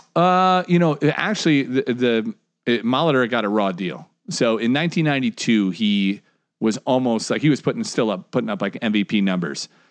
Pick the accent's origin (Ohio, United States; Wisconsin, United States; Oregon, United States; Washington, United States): Wisconsin, United States; Mukwonago; I grew up in McWanago, Wisconsin.